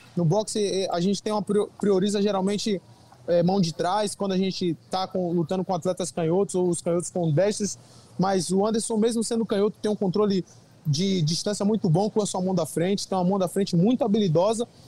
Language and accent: Portuguese; Brazil; na minha terra, onde eu recebo a maior parte do, do carinho do público brasileiro, onde eu convivo, onde eu moro